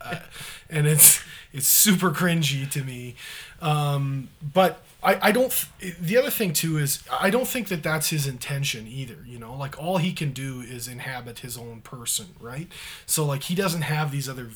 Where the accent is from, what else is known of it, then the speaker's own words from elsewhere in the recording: Canada; flag bearer for us as Canadians